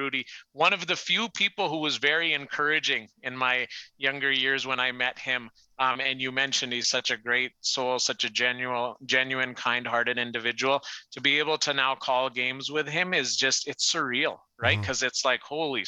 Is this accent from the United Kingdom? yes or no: no; Canada; I'm one of the biggest patriotic Canadians you can imagine, Canadian flag, bedroom window growing up